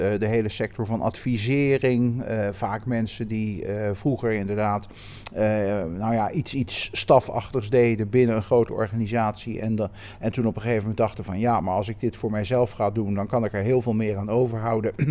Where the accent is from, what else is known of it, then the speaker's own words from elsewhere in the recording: Rotterdam, South Holland, Netherlands; Rotterdam en ja, ben eigenlijk maar heel sporadisch de stad uit geweest.